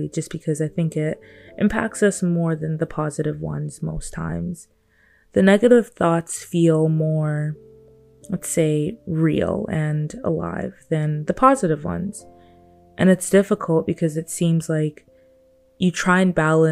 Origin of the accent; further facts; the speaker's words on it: Nigeria; I'm a Black young woman that was born and raised in Nigeria by great parents